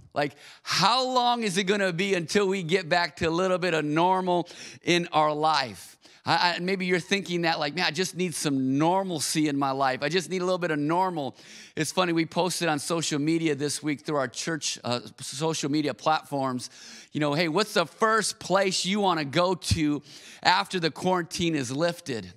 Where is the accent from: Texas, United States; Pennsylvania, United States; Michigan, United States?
Michigan, United States; Auburn Hills; also born or lived in Minneapolis, Minnesota; I grew up in Auburn Hills, Michigan